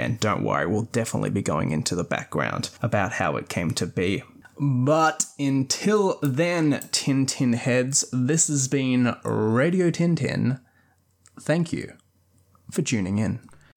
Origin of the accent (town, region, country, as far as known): Australia